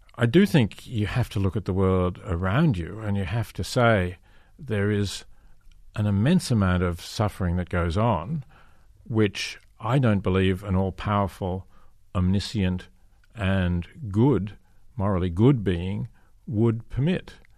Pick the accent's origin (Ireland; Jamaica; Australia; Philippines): Australia; I come from Australia